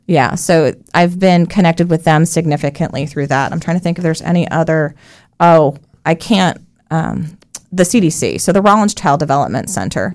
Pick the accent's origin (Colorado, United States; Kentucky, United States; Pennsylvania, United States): Colorado, United States; moved away as an adult; also born or lived in New York; now in Central Florida, United States; I was born in New York. I was raised in Colorado from the age of three